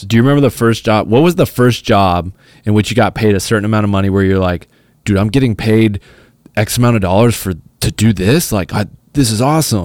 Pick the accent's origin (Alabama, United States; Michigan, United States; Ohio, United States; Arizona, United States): Arizona, United States; moved away as an adult; now in Los Angeles, United States; I'm from Arizona, I'm not from L A. You know, I grew up going to school, like, my high school was, you know, five minutes away from my house